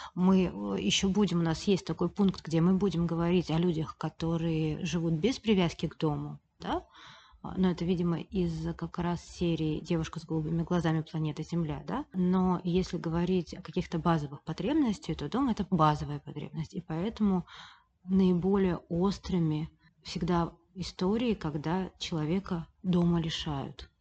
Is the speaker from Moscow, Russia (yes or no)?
no; Saint Petersburg, Russia; я всегда жила в Петербурге, я родилась в Петербурге